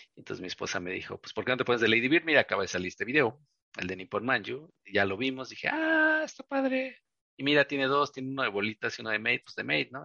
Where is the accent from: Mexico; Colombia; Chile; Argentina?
Mexico; Veracruz; now in Mexico City, Mexico; como soy del puerto de Veracruz